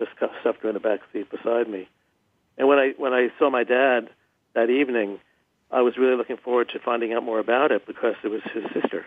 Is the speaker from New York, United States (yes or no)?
yes; New York, United States; I grew up in New York